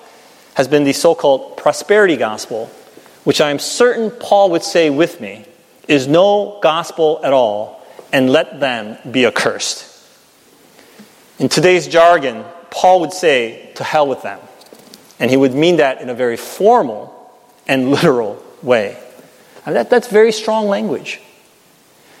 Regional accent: United States; As American Christians

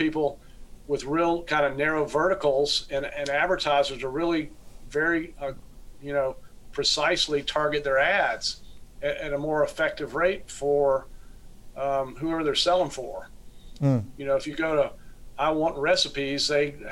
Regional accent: Florida, United States; my home state of Florida

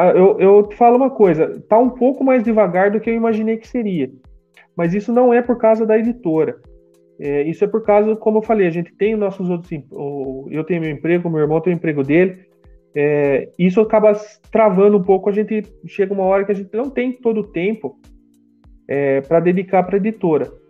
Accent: Brazil; a gente é do Brasil

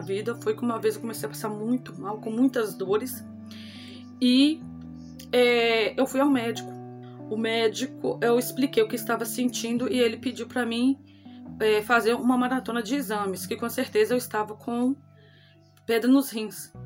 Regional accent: Acaiaca, Minas Gerais, Brazil; sou da cidade de Acaiaca, Minas Gerais

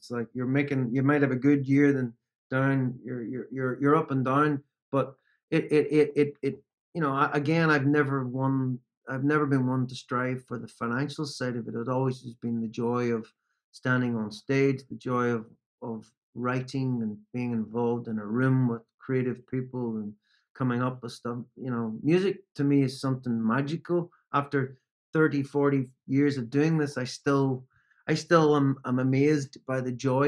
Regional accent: Northern Ireland, United Kingdom; growing up in Northern Ireland, particularly when I grew up in Northern Ireland

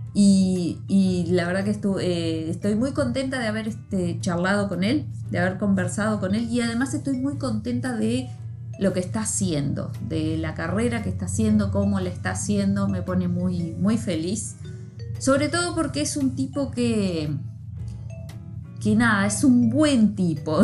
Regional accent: Libertad, San José, Uruguay; yo soy de Libertad, San José

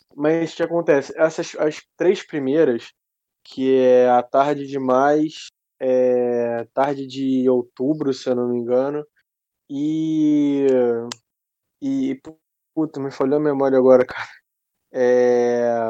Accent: Rio de Janeiro, Brazil; eu sou, eu sou do Rio, do Rio de Janeiro, cidade. Ah, capital, ah, cidade, né? capital. Uhum. Carioca, carioca da Gema, como a gente diz aqui

